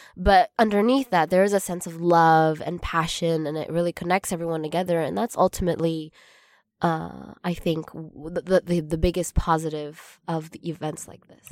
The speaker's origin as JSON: {"language": "English", "town": "Arcadia", "region": "California", "country": "United States", "said": "we're both from Arcadia, California"}